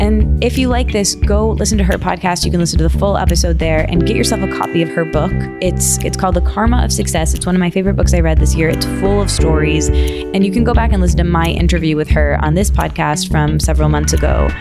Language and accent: English; Michigan, United States; moved away as an adult; also born or lived in Detroit / New York / Australia; now in Los Angeles, United States; I grew up in Michigan